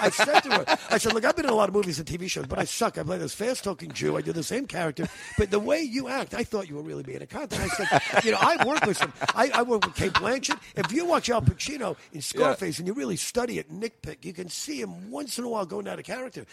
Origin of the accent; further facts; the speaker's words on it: New York, United States; moved away as an adult; now in California, United States; when I was a kid, growing up in New York